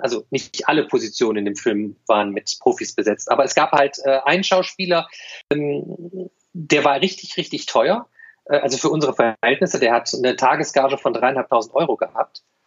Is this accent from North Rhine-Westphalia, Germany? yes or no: yes; Düsseldorf, North Rhine-Westphalia, Germany; moved away as an adult; now in Cologne, Germany; als ich 1993 von der verbotenen Stadt als gebürtiger Düsseldorfer nach Köln